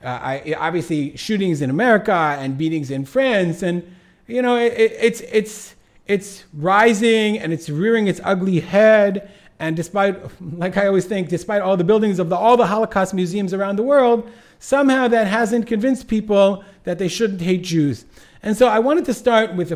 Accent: Detroit, Michigan, United States; I'm from Detroit, suburban Detroit

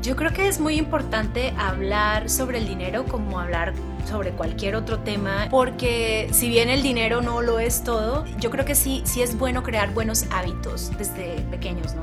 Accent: Monterrey, Nuevo León, Mexico; soy originaria de Monterrey, Nuevo León

